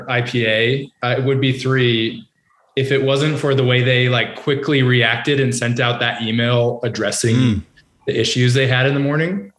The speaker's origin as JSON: {"language": "English", "region": "New Hampshire", "country": "United States", "said": "I'm from New Hampshire"}